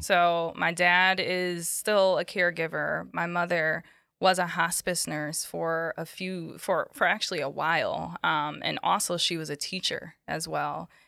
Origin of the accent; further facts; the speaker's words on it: Bridgeport, Connecticut, United States; also born or lived in Norwalk, Connecticut / Queens, New York; I was born in Narwhal, Connecticut. I grew up in Bridgeport